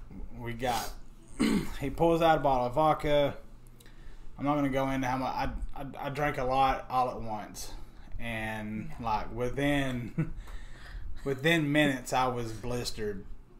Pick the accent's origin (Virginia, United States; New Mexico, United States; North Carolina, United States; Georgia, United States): Georgia, United States; LaFayette; now in Tullahoma, United States; I'm from Lafayette, Georgia. A little Lafedrin, whatever you want to call it. Laugh at it.